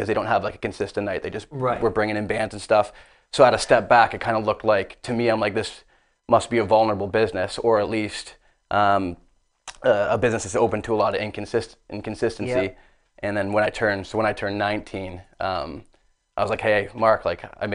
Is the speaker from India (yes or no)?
no; Barrie, Ontario, Canada; also born or lived in Los Angeles; I was born and raised in Barrie, Ontario